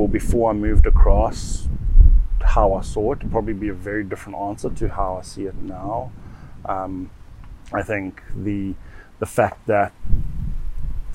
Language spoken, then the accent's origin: English; Johannesburg, Gauteng, South Africa; moved away as an adult; now in The Hague, Netherlands; growing up in South Africa, I think we had a good life